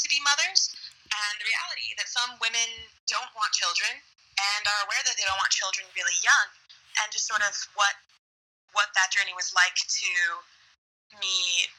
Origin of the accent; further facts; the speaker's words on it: New York City, New York, United States; accent: American; moved away as an adult; also born or lived in Scotland; now in South Korea; I'm American. I'm from New York City, and I lived in Scotland for about 2 years, and now I'm living in South Korea